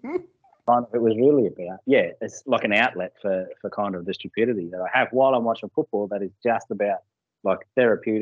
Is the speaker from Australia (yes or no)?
yes; Murgon, Queensland, Australia; also born or lived in Cherbourg; I grew up in Mergen and Cherbourg, so around where Steve Renoff and Selwyn Cobb are from